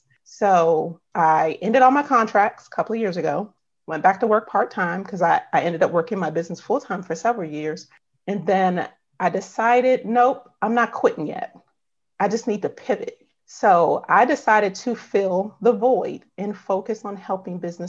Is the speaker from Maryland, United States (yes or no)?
yes; Upper Marlboro, Maryland, United States; I live in Upper Marlboro, Maryland.